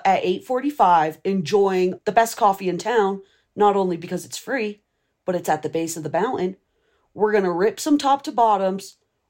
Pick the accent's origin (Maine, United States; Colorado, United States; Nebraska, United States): Colorado, United States; Aspen; I am 30 years old. And I was born in Aspen, and I still currently reside in Aspen. We're always going to be this ski town, this little oasis.